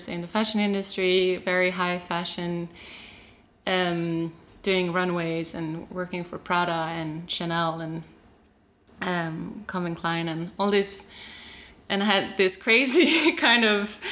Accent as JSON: {"language": "English", "country": "Sweden", "tie": "born or raised there", "also_born_or_lived": "Norway", "said": "I was born in Norway and in a kind of group, collective community. And I moved to Sweden when I was 3 years old"}